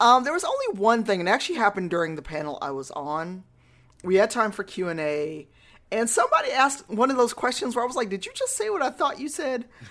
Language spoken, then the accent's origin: English; Chicago, Illinois, United States; I'm from Chicago